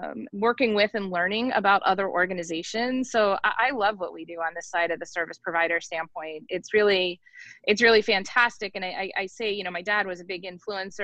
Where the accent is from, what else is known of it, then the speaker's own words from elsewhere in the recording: near Philadelphia / south of Allentown, Pennsylvania, United States; moved away as an adult; now in Baltimore, United States; I grew up near Philly, so Philly wasn't far enough away for me, quite frankly. And neither was New York, because Allentown's pretty close to New York as well.